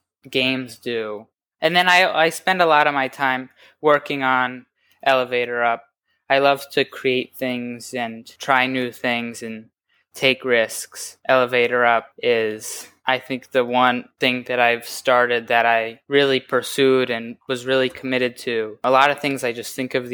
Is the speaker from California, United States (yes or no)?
no; New York, United States; I'm from New York